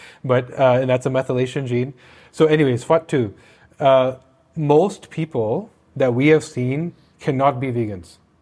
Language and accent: English; Canada; I'm Canadian